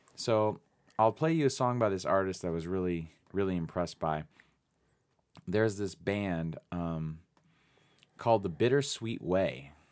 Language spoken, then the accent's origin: English; Phoenix, Arizona, United States; also born or lived in East Coast / West Coast; now in Tucson, United States; I'm from Phoenix, Arizona, originally, born and raised